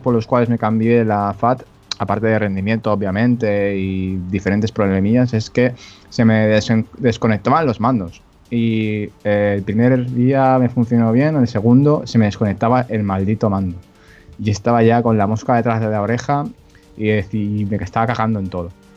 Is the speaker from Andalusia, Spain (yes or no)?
no; Catalonia, Spain; soy catalán